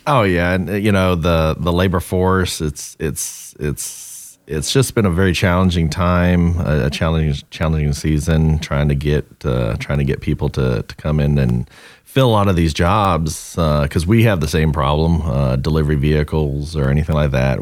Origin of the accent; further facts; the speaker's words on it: Southern California, United States; now in North Carolina, United States; growing up in Southern California and settling in North Carolina